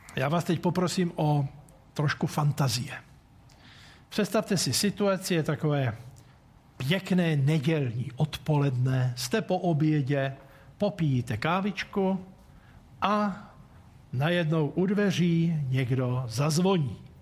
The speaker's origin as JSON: {"language": "Czech", "country": "Czechia", "said": "nám Čechům"}